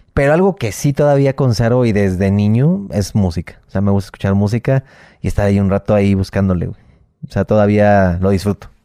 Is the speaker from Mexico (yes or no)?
yes; Mexico; somos los mexicanos